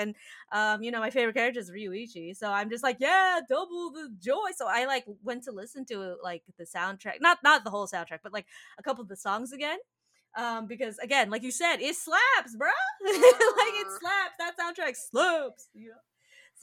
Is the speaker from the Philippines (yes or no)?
yes; Philippines; we're Filipino people